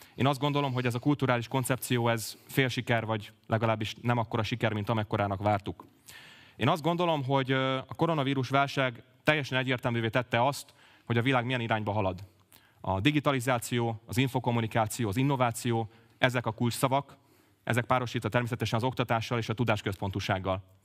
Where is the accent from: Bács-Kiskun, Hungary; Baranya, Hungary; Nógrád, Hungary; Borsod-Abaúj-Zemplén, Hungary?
Baranya, Hungary; Pécs; also born or lived in Budapest; én egy 29 éves pécsi közgazdász vagyok. Uránvárosban nőttem fel